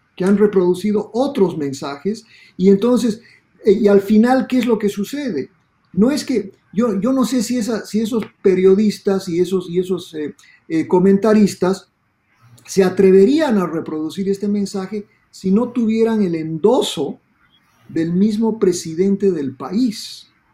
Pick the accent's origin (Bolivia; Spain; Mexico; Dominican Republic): Bolivia; now in Miami, United States; yo soy boliviano y en Bolivia decíamos